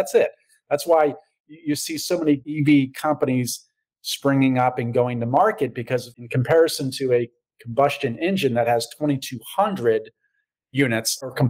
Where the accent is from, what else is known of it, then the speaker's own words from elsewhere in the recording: Cohoes, New York, United States; now in Manhattan, New York City, United States; I grew up adjacent to Green Island in a little town called Cohoes.